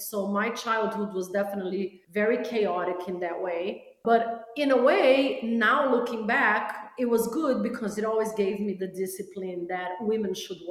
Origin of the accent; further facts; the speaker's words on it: Brazil; born there; Yeah, my mom was Brazilian, so I was born in Brazil.